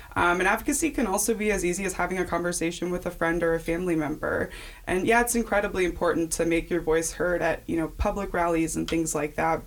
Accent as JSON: {"language": "English", "region": "Kansas", "country": "United States", "tie": "born or raised there", "also_born_or_lived": "St. Louis, Missouri", "said": "here in Kansas"}